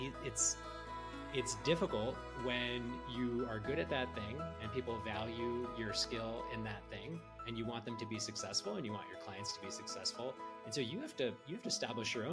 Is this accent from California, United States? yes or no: yes; Silicon Valley, California, United States; I grew up in Silicon Valley